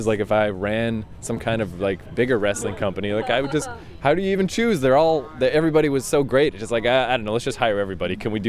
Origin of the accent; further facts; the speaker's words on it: New Brunswick, Canada; and then match three was the guy from New Brunswick, which, yep, I'm from New Brunswick, so that was pretty exciting.